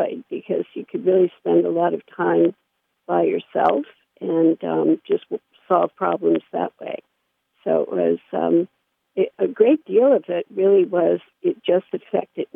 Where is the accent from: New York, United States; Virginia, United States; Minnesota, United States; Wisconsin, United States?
New York, United States; New York City; I grew up in New York City